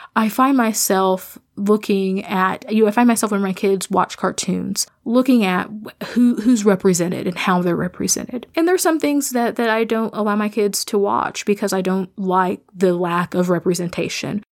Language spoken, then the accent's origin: English; Midwest, United States; I'm a Midwesterner. I am somebody who grew up in a rural context